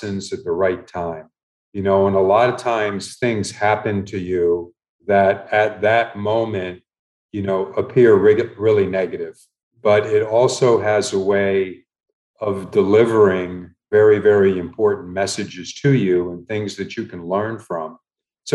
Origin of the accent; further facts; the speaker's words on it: Miami, Florida, United States; also born or lived in Milwaukee, Wisconsin / Chicago / Indianapolis / Kansas City; My mom worked as a housekeeper, you know, at a hotel, numerous hotels in Miami during the time, you know, the two of us were growing up.